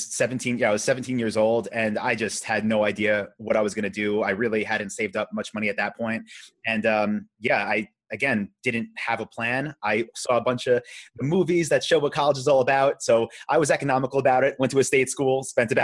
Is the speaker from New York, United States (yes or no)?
yes; Long Island, New York, United States; moved away as an adult; also born or lived in Vietnam; now in Austin, United States; I grew up, I'm from Long Island